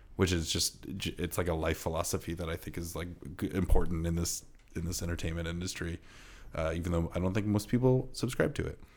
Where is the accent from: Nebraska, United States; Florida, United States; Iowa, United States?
Iowa, United States; I'm from Iowa and Midwestern